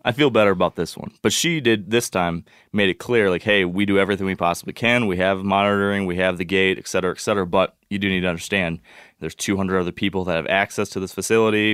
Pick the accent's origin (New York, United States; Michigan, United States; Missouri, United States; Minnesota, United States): Michigan, United States; I'm from Michigan